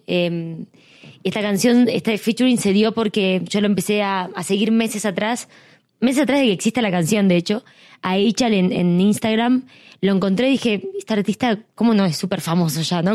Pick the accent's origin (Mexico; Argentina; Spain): Argentina; la gente joven talentosa que hay en mi país